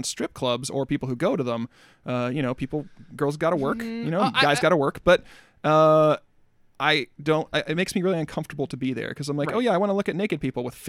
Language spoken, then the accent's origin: English; United States; I'm also an American. I'm also an American.